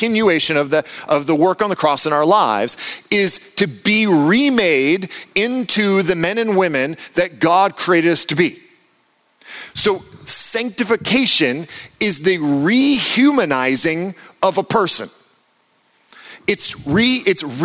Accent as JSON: {"language": "English", "country": "United States", "said": "I'm American."}